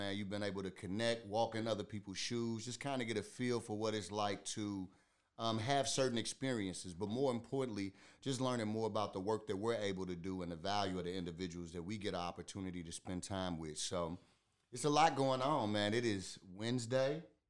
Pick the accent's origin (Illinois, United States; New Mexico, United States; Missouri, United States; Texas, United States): Missouri, United States; St. Louis; I'm from the North